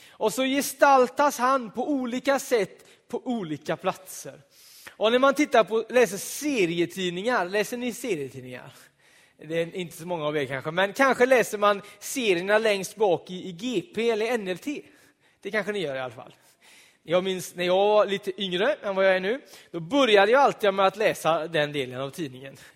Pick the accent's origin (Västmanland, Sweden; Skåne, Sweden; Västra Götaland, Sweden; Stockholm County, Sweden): Västra Götaland, Sweden; Donsö; På Donsö, där jag är född och uppvuxen, en ö i Göteborgs södra skärgård så fanns det ett litet hus av betong.